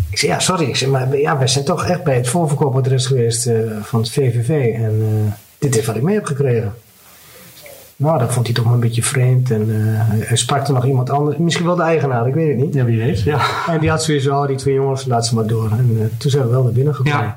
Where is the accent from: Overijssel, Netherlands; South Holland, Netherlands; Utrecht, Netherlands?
Overijssel, Netherlands; En op een gegeven moment kom je erachter, goh, ik kom zelf uit Twente. En … komt hier gewoon ja. om de hoek eh, bij wijze van spreken spelen.